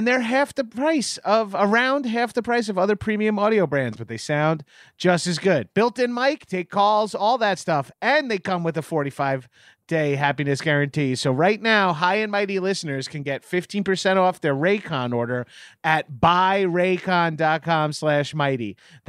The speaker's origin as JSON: {"language": "English", "region": "New York", "country": "United States", "said": "Look, I'm a New Yorker."}